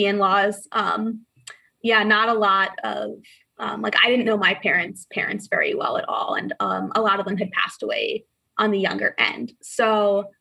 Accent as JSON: {"language": "English", "town": "Hopatcong", "region": "New Jersey", "country": "United States", "tie": "born or raised there", "said": "So not many Jewish people in Hopatcong. At my school growing up, I was really one of the only Jewish kids"}